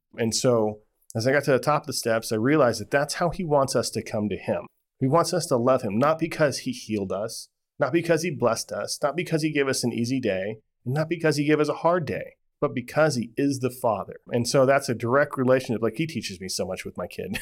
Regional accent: Las Vegas, Nevada, United States; I grew up in Ve-, Vegas

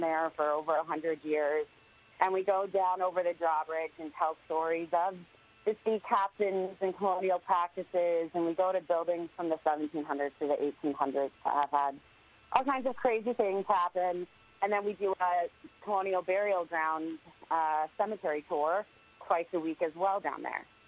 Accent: Connecticut, United States; I grew up in Connecticut

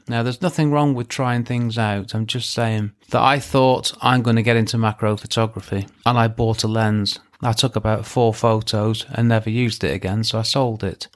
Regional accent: England, United Kingdom; I'm English

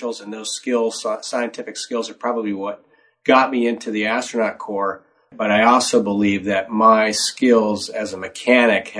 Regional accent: Detroit, Michigan, United States; I grew up in the Motor City

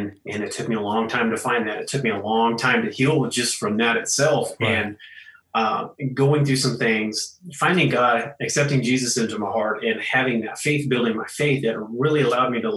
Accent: Coolidge, Arizona, United States; moved away as an adult; also born or lived in Oregon; the later part of my childhood, I grew up in Coolidge

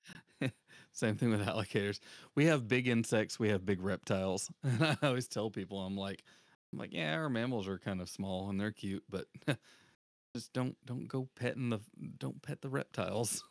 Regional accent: the South, United States; I'm from the South

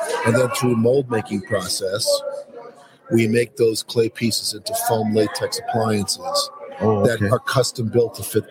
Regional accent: New York, United States; I'm from New York.

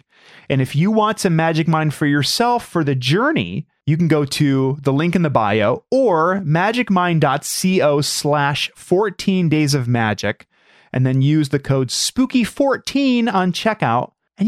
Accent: Brookline, Massachusetts, United States; I grew up in Massachusetts. And when I was 10, my family bought a very large 20 plus room house in Brookline, a suburb of Boston.

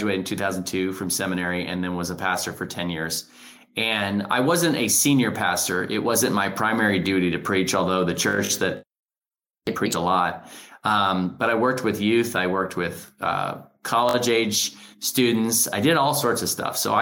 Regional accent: Hutchinson, Kansas, United States; moved away as an adult; now in St. Louis, United States; I'm a Kansan. I grew up in Hutchinson, Kansas, and I love my Sunflower State.

